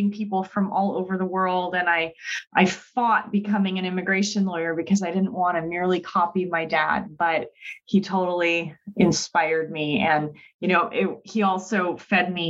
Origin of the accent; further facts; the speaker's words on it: Southern California, United States; I grew up in Southern California, the daughter